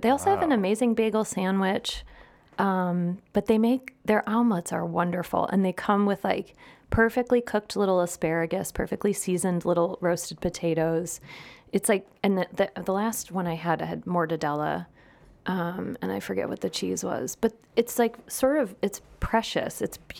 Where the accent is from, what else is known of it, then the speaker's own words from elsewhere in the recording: Midwest, United States; It might be muffaletta, but I call it jarred salad because I'm from the Midwest. Listen, my accent.